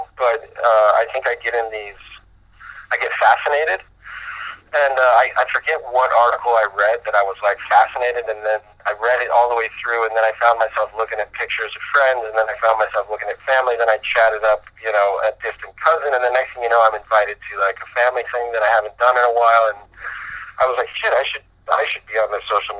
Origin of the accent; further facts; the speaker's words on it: Philadelphia, Pennsylvania, United States; born there; Well, I'm born in Philadelphia.